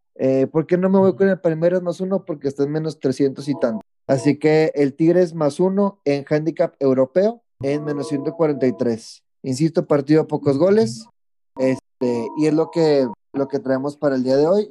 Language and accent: Spanish; Mexico; soy el único mexicano